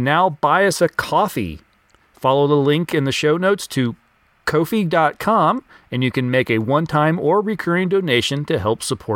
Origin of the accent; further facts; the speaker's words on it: the South, United States; I hail from the South, but not that far South